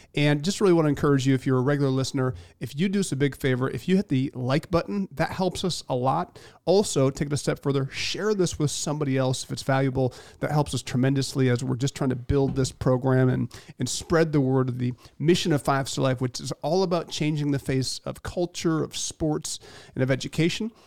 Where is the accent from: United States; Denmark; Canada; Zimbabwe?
United States; central Michigan; moved away; being from central Michigan